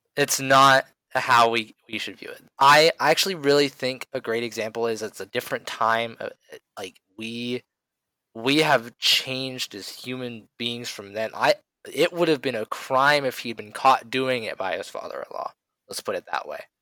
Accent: United States; as an American

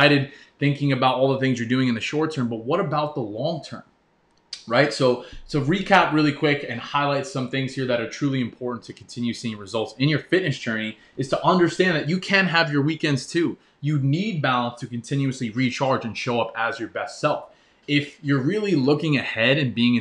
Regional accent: New York, United States; I grew up in New York

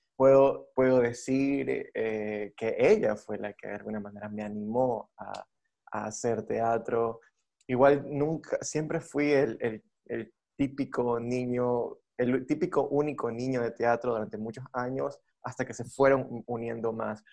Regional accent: Guayaquil, Guayas, Ecuador; moved away; ya no vivo en Guayaquil. pero soy guayaquileño

